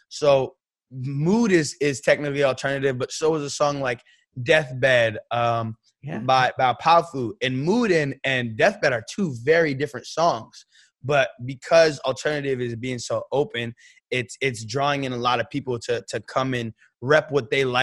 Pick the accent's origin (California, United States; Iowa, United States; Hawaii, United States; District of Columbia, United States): California, United States; San Francisco; And referencing the Golden City, I'm from San Francisco. We got the Golden Gate Bridge, we got the Golden State Warriors